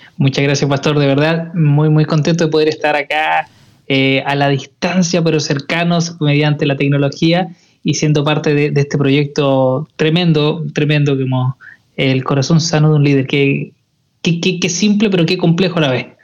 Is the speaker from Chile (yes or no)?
yes; Chile; para nosotros como chilenos